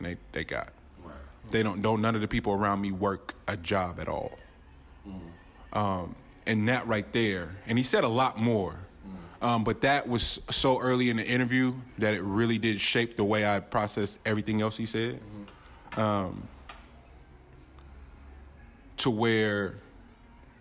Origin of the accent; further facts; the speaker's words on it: Richmond and Oakland, California, United States; We grew up, we're all from Richmond and Oakland.